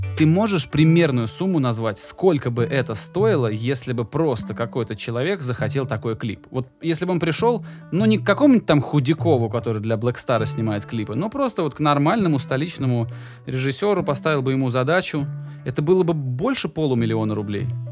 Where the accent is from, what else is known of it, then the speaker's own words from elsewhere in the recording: Volgograd, Volgograd Oblast, Russia; я родом из Волгограда